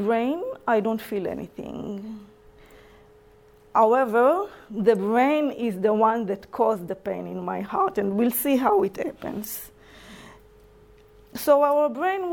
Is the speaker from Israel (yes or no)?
yes; Israel; English is a second language; moved away as an adult; now in New Zealand; I'm from Israel, as you can hear in my accent.